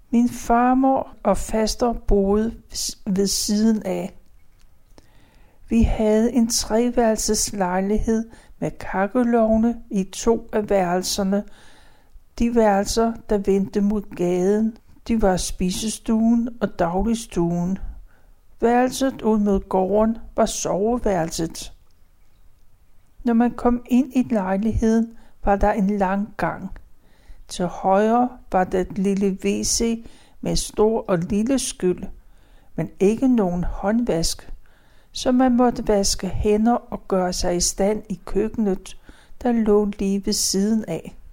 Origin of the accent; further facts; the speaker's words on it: Gentofte, Capital Region of Denmark, Denmark; born there; Jeg blev født den 2. april. Det var palmesøndag, og året det var 1939. Jeg blev født på Gentofte Fødeklinik.